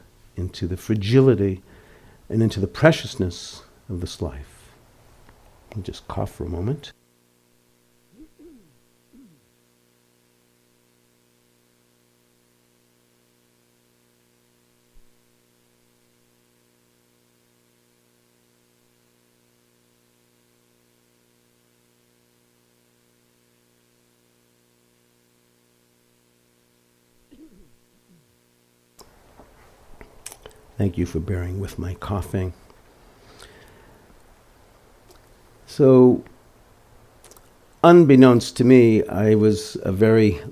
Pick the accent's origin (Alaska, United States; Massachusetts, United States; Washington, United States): Massachusetts, United States; outside of Boston; growing up outside of Boston in a conservative Orthodox Jewish family